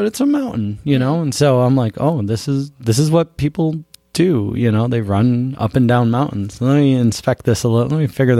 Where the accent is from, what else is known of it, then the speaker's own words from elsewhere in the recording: Buffalo, New York, United States; moved away; also born or lived in Vermont; I grew up in Buffalo